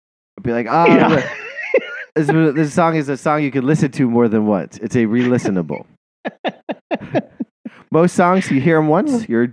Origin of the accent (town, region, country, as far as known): United States